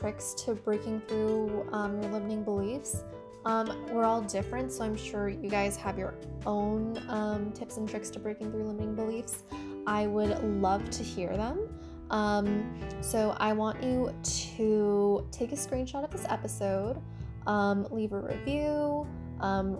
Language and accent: English; United States; also born or lived in China / Washington, D.C. area; spent most of my life, except for like the first like 7 months, like in the United States